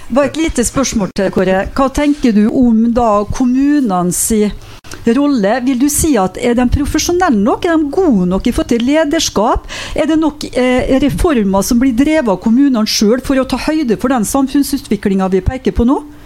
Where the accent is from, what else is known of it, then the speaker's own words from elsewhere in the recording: Molde, Møre og Romsdal, Norway; hjemkommunen min Molde